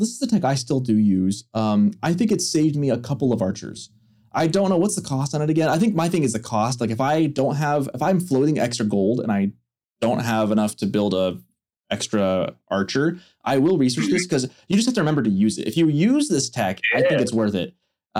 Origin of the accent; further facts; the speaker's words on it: England, United Kingdom; As an English guy, I kind of resent that.